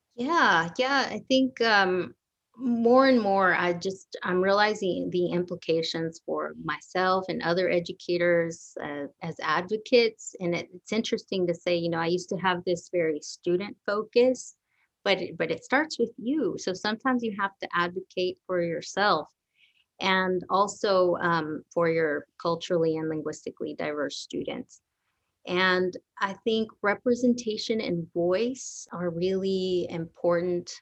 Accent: Garland, Texas, United States; also born or lived in Dallas, Texas; I grew up all around this area, Garland actually

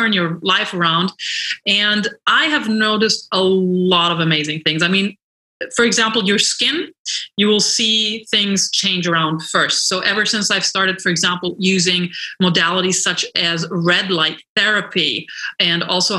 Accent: London, United Kingdom; moved away as an adult; now in Los Angeles, United States; And I moved to Los Angeles from London 16 years ago, and I immediately became really immersed in the health and wellness scene here.

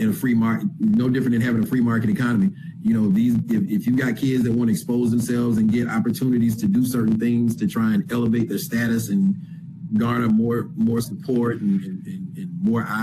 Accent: Florida, United States; moved away; I'm originally from Florida

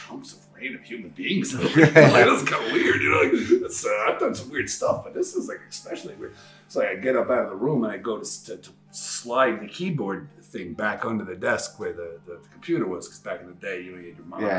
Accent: New York City, New York, United States; I'm from Queens

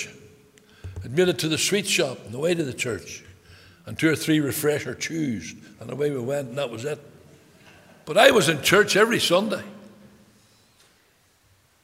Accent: Belfast, Northern Ireland, United Kingdom; I was brought up, born in a place called Taggers Bay in Belfast

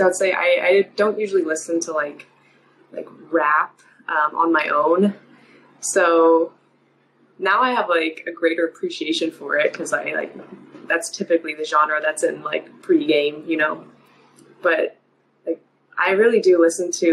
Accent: Kansas City, Missouri, United States; I'm from Kansas City.

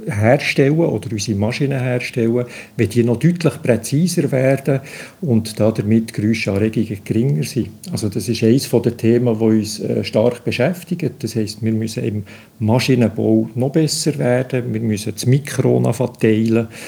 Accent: Bern, Switzerland; dass ich als Berner, der etwa halb so schnell reden, deutlich mehr Zeit werde brauchen

